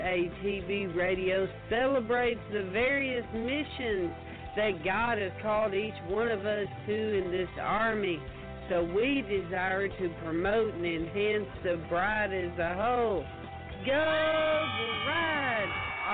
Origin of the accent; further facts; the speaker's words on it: Michigan, United States; Growing up in Michigan, I was a big fan of Hemingway